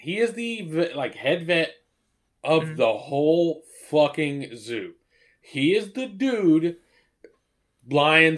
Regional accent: Asheboro, North Carolina, United States; We grew up in Asheboro

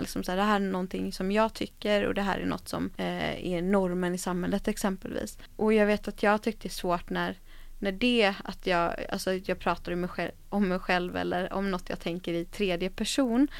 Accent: Gothenburg, Västra Götaland, Sweden; Majorna där jag kommer ifrån då, eller kommer ifrån, där jag växte upp

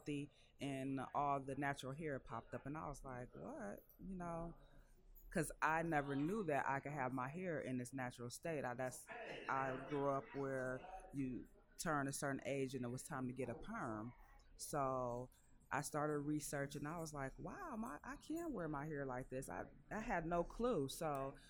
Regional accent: Indiana, United States; moved away as an adult; now in Detroit, United States; I just moved to Detroit. I'm from Indiana

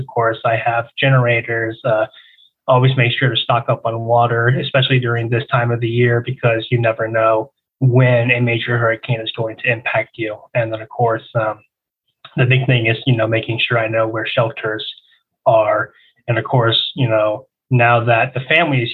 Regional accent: Pensacola, Florida, United States; moved away as an adult; now in Tampa Bay area, United States; Pensacola was where I was born and raised

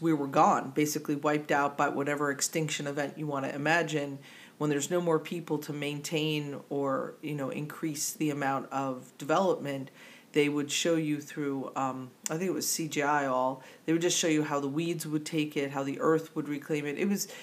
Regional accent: New Jersey, United States; accent: Jersey; my Jersey accent

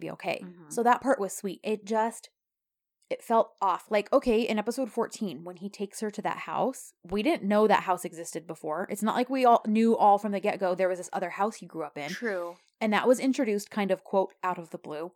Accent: United States; we Americans know how to uh speak a different language

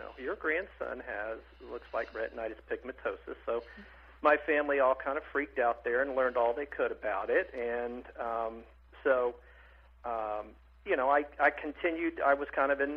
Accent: Athens, Tennessee, United States; also born or lived in Etowah, Tennessee; now in Orlando, United States; I was born in Athens, and not Athens, Greece, but Athens, Tennessee

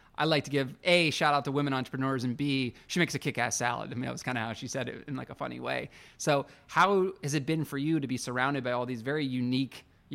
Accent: Pittsburgh, Pennsylvania, United States; So every salad that I've ever ordered for my entire life growing up in Pittsburgh

